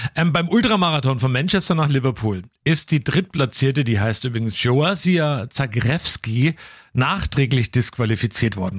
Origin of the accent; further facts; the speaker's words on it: Coburg, Bavaria, Germany; hier bei uns vor der Haustür in Coburg, also bei mir in meiner Heimat der Keimberger Forst